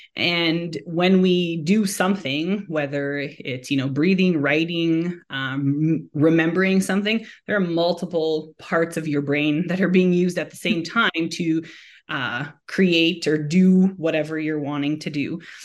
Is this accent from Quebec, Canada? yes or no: yes; Montreal, Quebec, Canada; now in Alberta, Canada; born and raised in Montreal, but I call Alberta home now and have been here since two thousand and seven